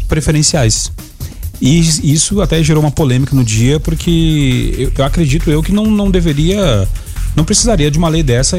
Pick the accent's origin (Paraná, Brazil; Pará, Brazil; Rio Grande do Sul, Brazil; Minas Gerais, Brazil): Rio Grande do Sul, Brazil; eu sou do Rio Grande do Sul